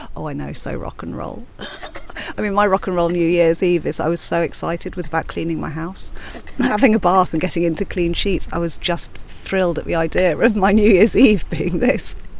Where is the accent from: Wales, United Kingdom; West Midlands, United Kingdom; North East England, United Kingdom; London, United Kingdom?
London, United Kingdom; also born or lived in Cyprus; now in Ibiza, Spain; I'm from London, from Blackheath originally, and I moved to Ibiza.